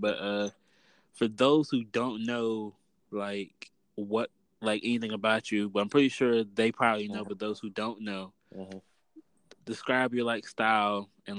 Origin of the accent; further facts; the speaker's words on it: Norfolk, Virginia, United States; I'm from Norfolk.